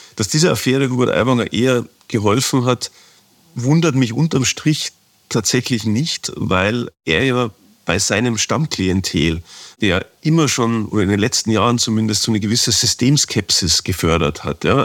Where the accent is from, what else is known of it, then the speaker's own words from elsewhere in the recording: Ingolstadt, Bavaria, Germany; moved away as an adult; also born or lived in Stuttgart; now in Munich, Germany; meiner Heimatstadt Ingolstadt